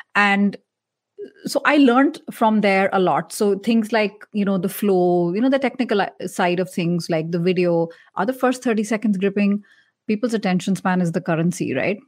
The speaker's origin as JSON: {"language": "English", "country": "India", "said": "I'm Indian"}